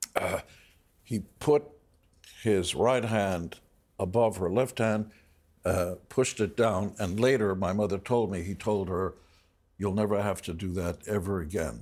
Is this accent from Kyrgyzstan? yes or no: no; Israel; I was born in Israel.